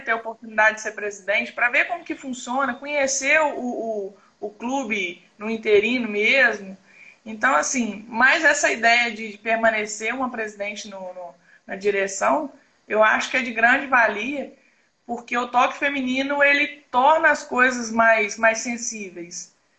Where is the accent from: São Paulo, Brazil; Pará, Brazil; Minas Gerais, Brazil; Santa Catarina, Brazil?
Minas Gerais, Brazil; A gente puxa mais pro lado de Minas aqui, porque eu sou mineira.